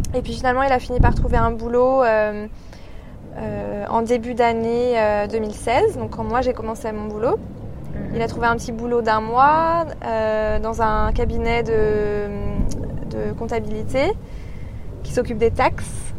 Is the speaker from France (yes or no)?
yes; Paris, Île-de-France, France; accent: French; moved away as an adult; now in Sydney, Australia; je viens de Paris et ça fait euh, trois ans que je suis euh, à Sydney